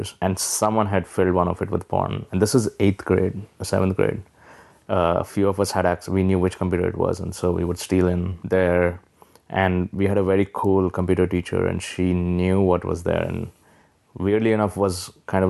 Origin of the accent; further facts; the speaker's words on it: Hyderabad, Telangana, India; moved away as an adult; also born or lived in New Delhi; now in New York City, United States; I grew up in Hyderabad, which is in South India, and then my formative years, like college, was in New Delhi.